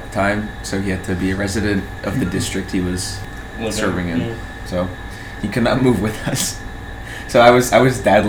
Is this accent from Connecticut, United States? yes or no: yes; Greenwich, Connecticut, United States; also born or lived in Byram / Glenville; in elementary school, I moved from Byram to Glenville, 5th to 6th grade.